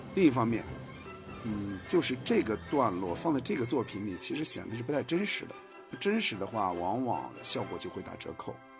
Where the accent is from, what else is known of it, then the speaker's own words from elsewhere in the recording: Hebei, China; now in Beijing, China; 我的老家是河北，身在北京